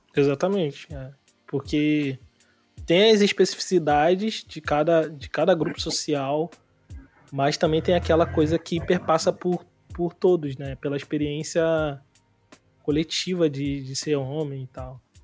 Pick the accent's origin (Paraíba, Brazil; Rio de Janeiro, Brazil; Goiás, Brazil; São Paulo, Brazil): Rio de Janeiro, Brazil; Nova Iguaçu; moved away; eu sou de Nova Iguaçu, de Austin